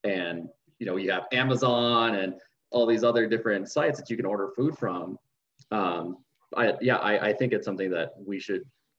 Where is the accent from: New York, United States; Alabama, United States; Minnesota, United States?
Minnesota, United States; now in New Mexico, United States; especially where I grew up in Minnesota. Most of my family came from farming